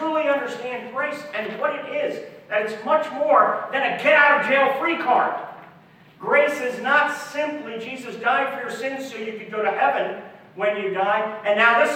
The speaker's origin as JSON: {"language": "English", "town": "Philadelphia", "region": "Pennsylvania", "country": "United States", "tie": "born or raised there", "also_born_or_lived": "Oklahoma City, Oklahoma", "moved": "as an adult", "said": "we moved from Philadelphia to Oklahoma City"}